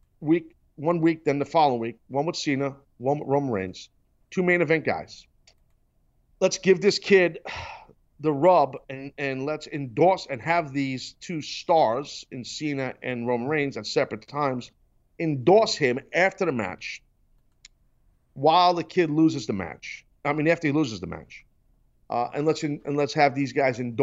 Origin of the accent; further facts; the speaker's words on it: New York City, New York, United States; I'm a New Yorker, born and bred